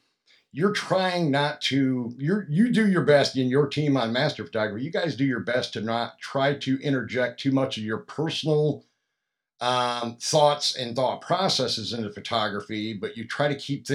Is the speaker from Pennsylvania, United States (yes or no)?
yes; Pennsylvania, United States; now in Atlanta, United States; I'm from Pennsylvania originally, a couple hours north of where Jared's from